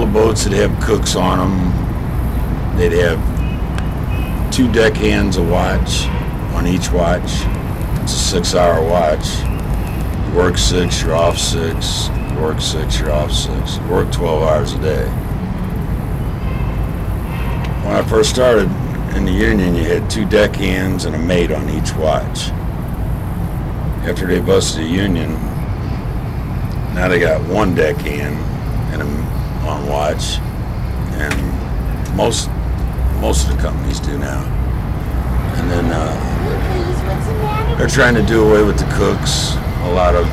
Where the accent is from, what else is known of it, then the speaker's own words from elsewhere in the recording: St. Louis, Missouri, United States; I was born in St. Louis, grew up in North St. Louis, around the Baden area.